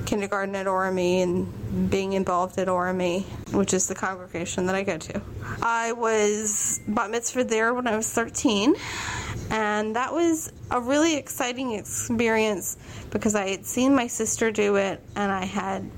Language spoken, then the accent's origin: English; Richmond, Virginia, United States; I am from Richmond, Virginia